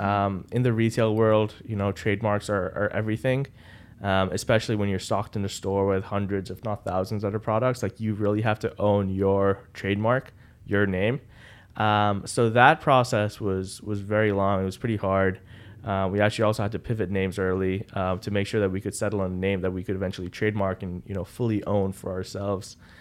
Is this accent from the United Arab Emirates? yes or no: yes; Dubai, United Arab Emirates; moved away as an adult; now in Boston, United States; I'm born and raised in Dubai.